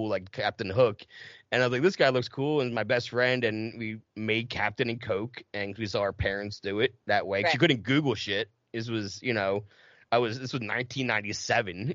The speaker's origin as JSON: {"language": "English", "town": "Audubon", "region": "New Jersey", "country": "United States", "tie": "born or raised there", "also_born_or_lived": "Mount Ephraim, New Jersey", "accent": "Philly", "said": "I grew up in Mount Ephraim and Audubon, you know, that it's right outside of Cherry Hill, Camden"}